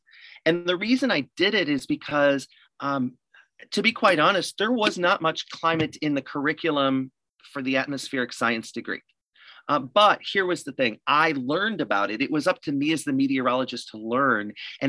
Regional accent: Rockford, Illinois, United States; also born or lived in East Texas; to work in my hometown

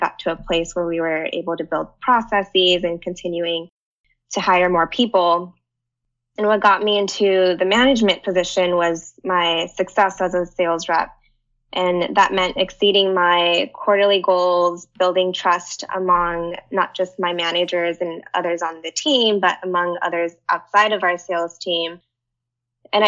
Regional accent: Pasadena, California, United States; moved away as an adult; now in San Francisco, United States; I'm actually in my hometown, Pasadena

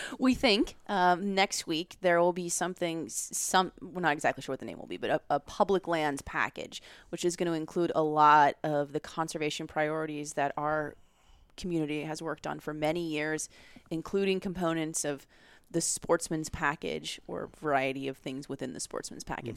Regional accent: Beaverhead County, Montana, United States; moved away as an adult; now in Washington, D.C., United States; I grew up in Beaverhead County in Montana

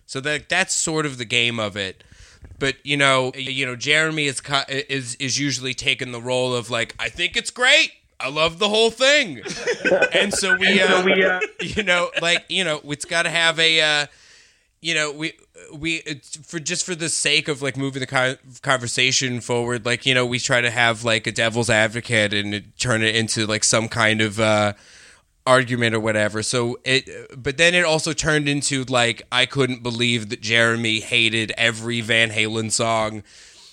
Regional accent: Colorado, United States; I'm from Colorado.

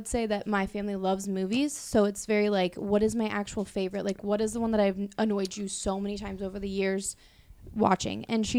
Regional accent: Iowa, United States; moved away; I'm originally from Iowa.

